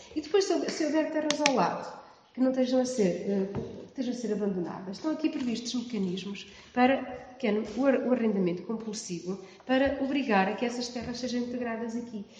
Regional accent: Viseu, Portugal; na minha terra, que é distrito de Viseu

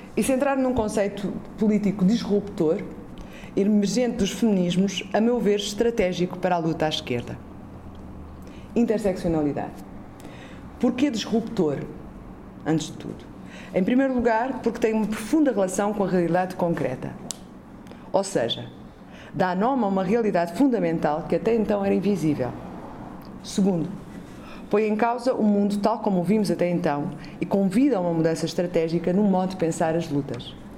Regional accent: Azores, Portugal; venho dos Açores, que é o olho do cu da Europa

